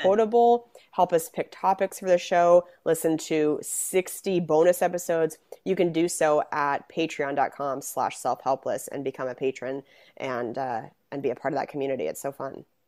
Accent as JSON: {"language": "English", "town": "Spokane", "region": "Washington", "country": "United States", "also_born_or_lived": "Seattle", "said": "I'm from Spokane"}